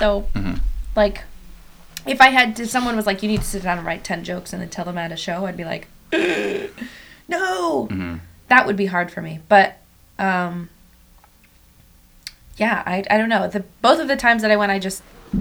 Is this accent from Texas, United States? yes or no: no; Fairfield, California, United States; now in Los Angeles, United States; I'm from Northern California.